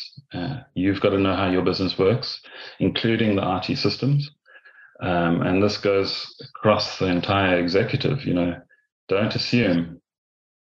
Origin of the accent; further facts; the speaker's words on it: South Africa; moved away as an adult; also born or lived in Ireland; now in Castlebar, Ireland; being a South African